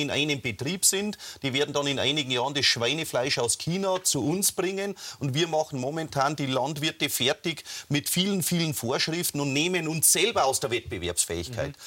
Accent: Germany; wir als Deutsche oder Europäer

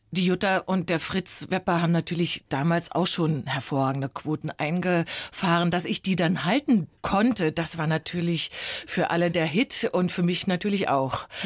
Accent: Berlin, Germany; Ich bin ja Berlinerin, bei mir können Sie ruhig Hallo sagen.

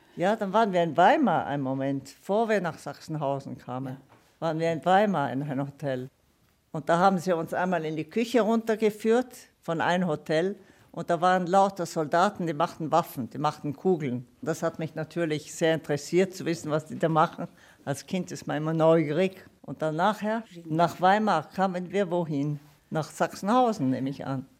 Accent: Italy; born or raised there; first language Italian; German is a second language; moved away; also born or lived in Leutstetten, Bavaria / Luxembourg / Brixen / Florence

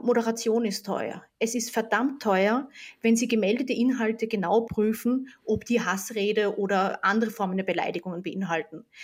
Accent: Austria; ich bin ja Österreicherin

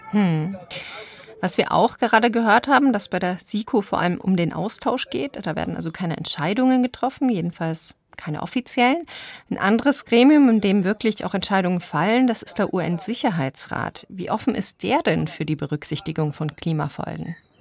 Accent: Germany; bei uns in Deutschland

